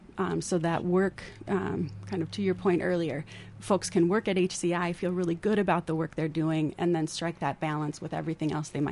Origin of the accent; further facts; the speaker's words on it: Northfield, Minnesota, United States; also born or lived in Dundas; Born and raised in Northfield. So I was born at the old Northfield Hospital over there on 2nd Street.